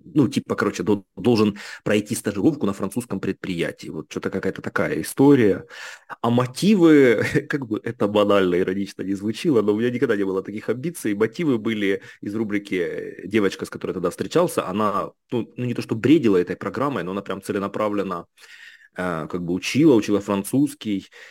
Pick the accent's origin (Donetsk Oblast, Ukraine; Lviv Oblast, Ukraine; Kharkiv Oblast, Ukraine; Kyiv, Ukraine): Kharkiv Oblast, Ukraine; Kharkiv; moved away as an adult; also born or lived in Lyon, France; now in Paris, France; я родился в городе Харькове, рос до школы я в Херсонской области, такой хлопчик с нашего села